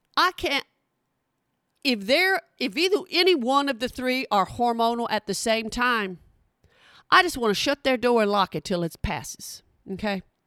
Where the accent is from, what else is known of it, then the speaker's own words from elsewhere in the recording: Oklahoma, United States; I'm from Oklahoma